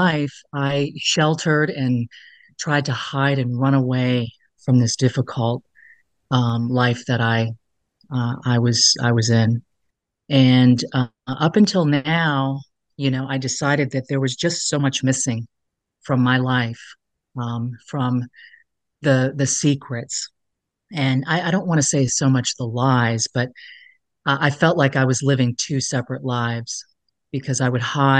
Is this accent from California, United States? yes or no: no; Alexandria, Virginia, United States; I grew up in Alexandria, Virginia, as a child. I moved around a lot. But I consider, you know, Alexandria to really be my home base